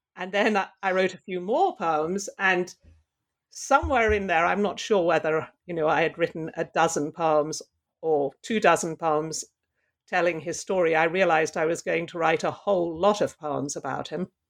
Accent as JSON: {"language": "English", "region": "London", "country": "United Kingdom", "tie": "born or raised there", "moved": "yes", "lives_now": "Pittsburgh, United States", "said": "I grew up in London"}